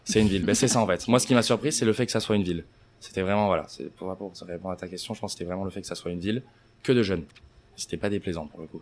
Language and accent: French; Anglet, Nouvelle-Aquitaine, France; moved away as an adult; also born or lived in Bayonne; now in United States; Je suis né à Bayonne. J'ai toujours habité euh, à Anglette.